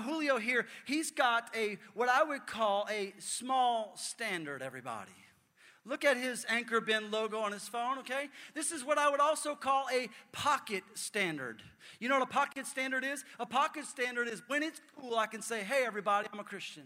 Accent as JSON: {"language": "English", "town": "New Orleans", "region": "Louisiana", "country": "United States", "said": "I'm from New Orleans"}